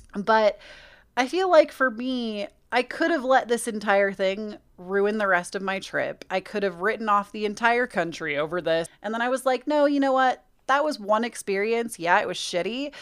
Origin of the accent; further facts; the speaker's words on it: United States; accent: American; my American accent